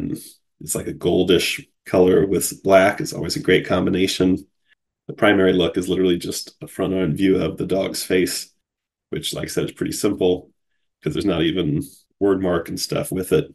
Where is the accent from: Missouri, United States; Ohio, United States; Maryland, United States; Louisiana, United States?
Ohio, United States; Cincinnati; my hometown Cincinnati Cyclones